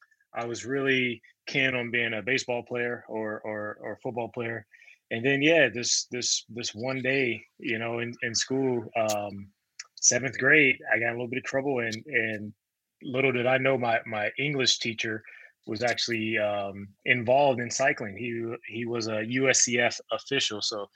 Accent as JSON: {"language": "English", "town": "Compton", "region": "California", "country": "United States", "tie": "born or raised there", "said": "Born and raised in Compton, California. Grew up in a pretty big family, mom, dad. I have five sisters and a brother."}